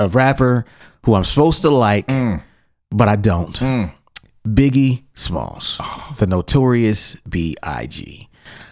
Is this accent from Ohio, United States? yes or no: yes; Ohio, United States; we're from Ohio